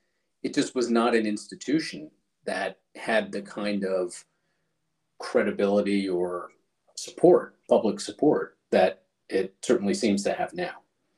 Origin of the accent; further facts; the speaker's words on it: Taiwan; born there; but as you know, I was born in Taiwan, which is where he was stationed.